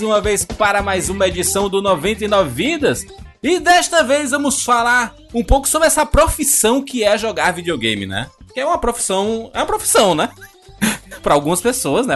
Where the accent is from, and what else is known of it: Northeast Region, Brazil